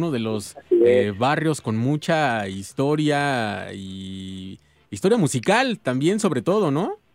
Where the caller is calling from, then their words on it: Iztapalapa, Mexico City, Mexico; Eh, les hablo de acá de Iztapalapa, vamos hacia el trabajo. Saludos a toda la bandota de Iztapalapa.